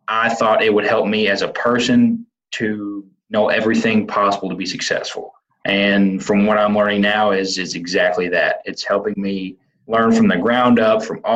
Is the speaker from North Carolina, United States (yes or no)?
no; Western Kentucky, United States; I'm originally from Western Kentucky